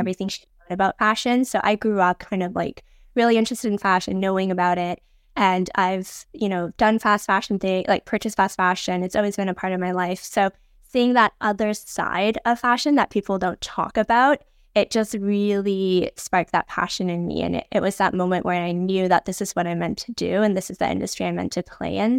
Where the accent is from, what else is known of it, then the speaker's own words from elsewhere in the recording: Vancouver, British Columbia, Canada; I was born and raised in Vancouver